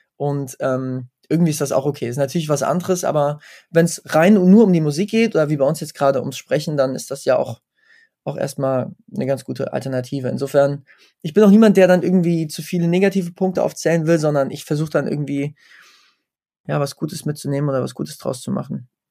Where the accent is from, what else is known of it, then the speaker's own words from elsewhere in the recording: Wetzlar, Hesse, Germany; in meiner Heimatstadt Wetzlar